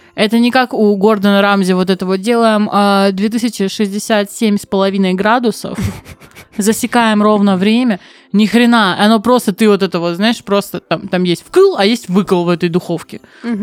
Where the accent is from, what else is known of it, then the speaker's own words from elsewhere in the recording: Novorossiysk, Krasnodar Krai, Russia; я из Новороссийска